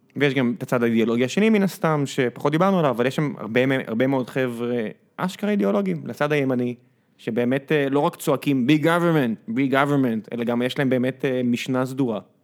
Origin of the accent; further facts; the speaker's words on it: Israel; כישראלי נורא קשה לי עם זה, כי בארץ תמיד מרגיש לי